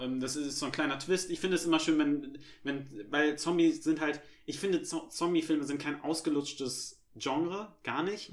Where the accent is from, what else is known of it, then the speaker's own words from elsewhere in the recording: Germany; als Deutscher